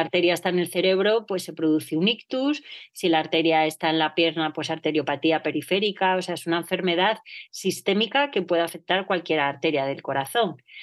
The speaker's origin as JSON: {"language": "Spanish", "town": "Gijón", "region": "Asturias", "country": "Spain", "tie": "born or raised there", "moved": "as an adult", "lives_now": "Madrid, Spain", "said": "yo soy de Gijón, bueno, toda la vida en el Colegio de la Asunción y en la Universidad de Oviedo eh, estudié, soy asturiana"}